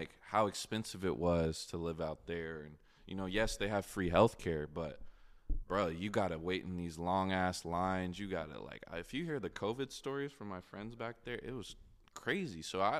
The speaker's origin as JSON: {"language": "English", "town": "Tulsa", "region": "Oklahoma", "country": "United States", "tie": "born or raised there", "also_born_or_lived": "Wichita", "said": "But like, yeah, coming out of Wichita, I grew up in Tulsa too. I've just moved around a lot when I was younger."}